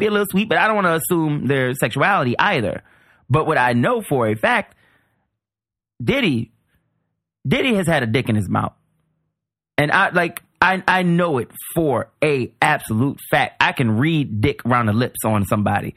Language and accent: English; New Orleans, Louisiana, United States; I grew up in New Orleans.